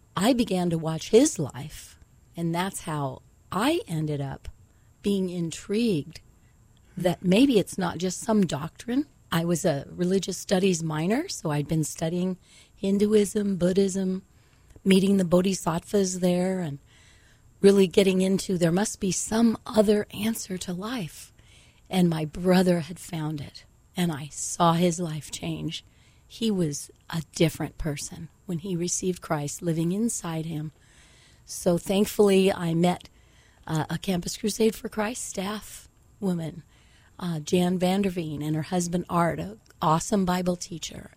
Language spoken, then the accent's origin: English; San Jose, California, United States; I grew up in San Jose, California